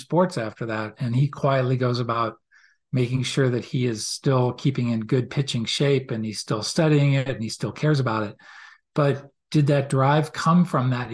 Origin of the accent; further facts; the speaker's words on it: outside Boston, Massachusetts, United States; growing up outside Boston